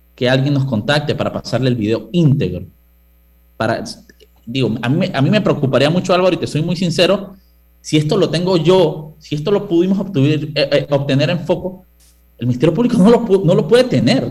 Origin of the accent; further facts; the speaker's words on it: Panama; yo soy panameño